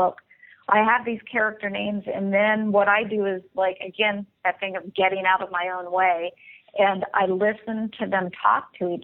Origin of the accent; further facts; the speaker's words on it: the South, United States; growing up in the South